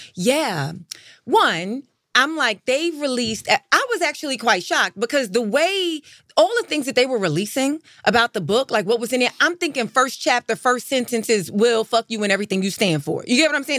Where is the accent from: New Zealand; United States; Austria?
United States; New York; I'm from New York.